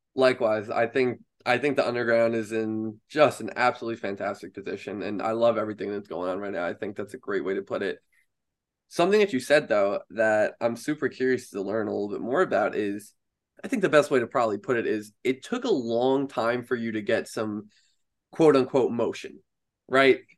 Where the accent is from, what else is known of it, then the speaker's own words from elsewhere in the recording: Long Island, New York, United States; I'm from Long Island in New York here